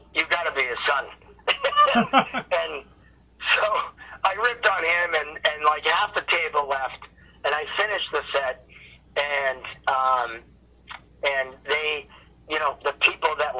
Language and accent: English; United States; I'm American